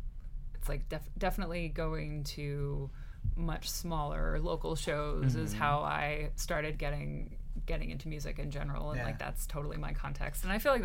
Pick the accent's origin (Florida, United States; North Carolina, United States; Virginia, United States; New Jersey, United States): New Jersey, United States; Central; now in New York City, United States; Central New Jersey, yeah.